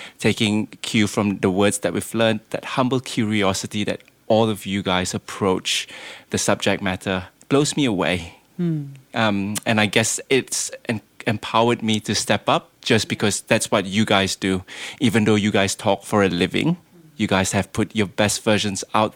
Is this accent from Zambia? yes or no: no; Malaysia; moved away; I don't sound Lebanese and I'm not. I'm Malaysian